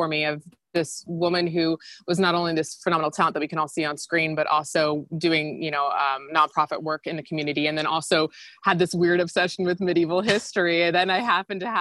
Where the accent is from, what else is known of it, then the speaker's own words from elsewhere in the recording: Gainesville, Florida, United States; moved away as an adult; also born or lived in New York; I'm from Florida and, you know, not a small town, but not a big town. I'm from Gainesville